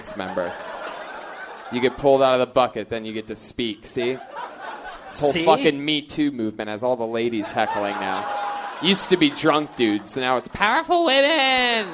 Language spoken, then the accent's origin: English; Los Angeles, California, United States; I'm from Los Angeles